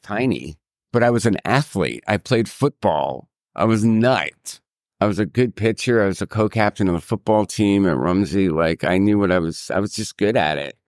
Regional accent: New York City, New York, United States; I'm a New Yorker

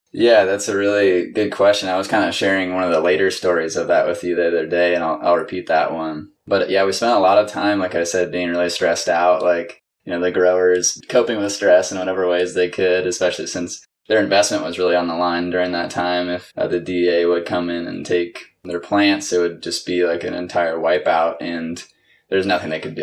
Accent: Washington, United States; also born or lived in Northern California; I'm originally from Washington State

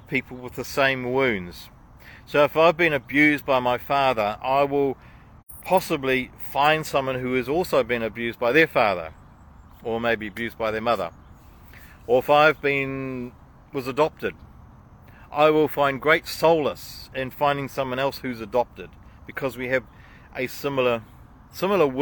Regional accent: New Zealand; as a Kiwi

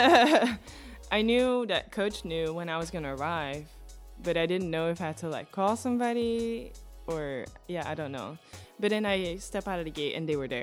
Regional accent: Antwerp, Flanders, Belgium; English is a second language; moved away as an adult; now in United States; I grew up in Belgium, in a town called Antwerp.

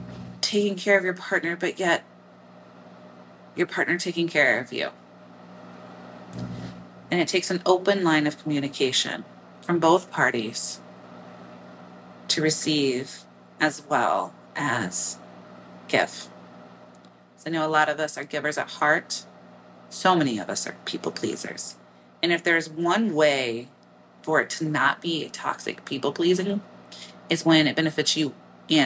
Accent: Midwest, United States; accent: Midwestern; my Midwestern accent

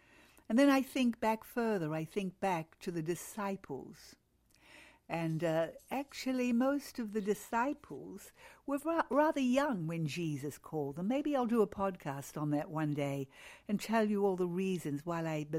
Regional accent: New Zealand; moved away; I can remember that when we moved to Australia from New Zealand.

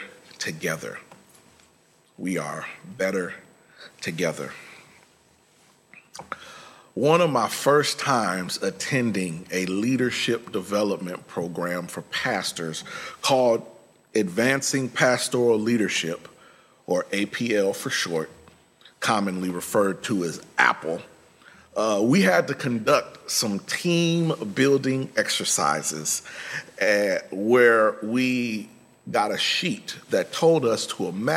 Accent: Midwest, United States; I'm from the Midwest

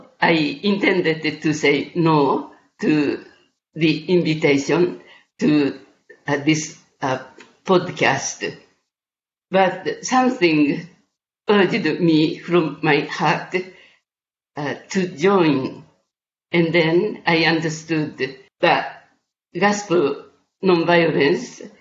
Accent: Kyoto, Japan; I'm from Kyoto, Japan.

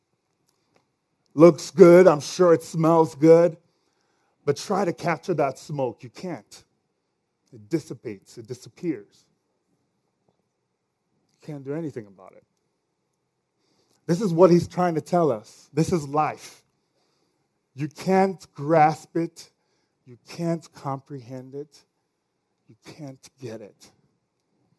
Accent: Nigeria; accent: Nigerian; my Nigerian accent.

